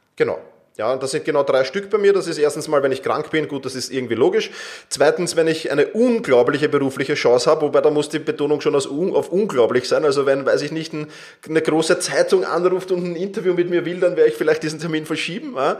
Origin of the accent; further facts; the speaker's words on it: Vienna, Austria; ich komme aus Wien